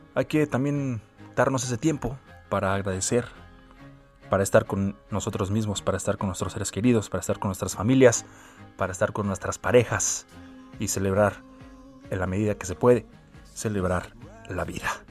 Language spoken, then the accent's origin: Spanish; Mexico